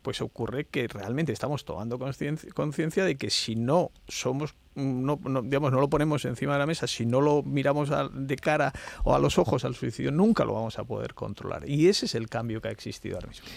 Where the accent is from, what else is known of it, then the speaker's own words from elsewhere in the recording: Alcalá la Real, Andalusia, Spain; also born or lived in Granada; mi pueblo, en Alcalá Real